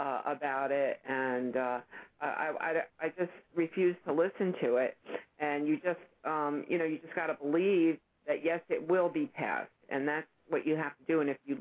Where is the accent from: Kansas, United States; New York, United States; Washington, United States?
New York, United States; moved away; I'm originally from New York